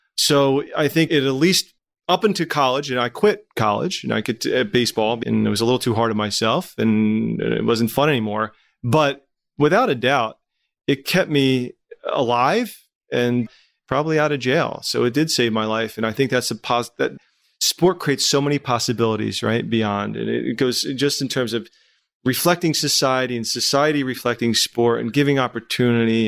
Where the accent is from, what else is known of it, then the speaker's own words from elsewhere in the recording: Trenton, New Jersey, United States; growing up in Trenton